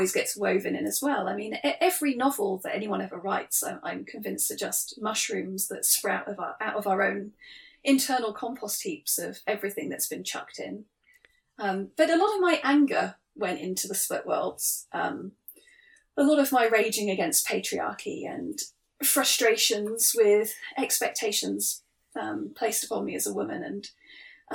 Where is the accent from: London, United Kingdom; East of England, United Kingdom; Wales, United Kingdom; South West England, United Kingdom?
South West England, United Kingdom; Cornwall; I grew up in Cornwall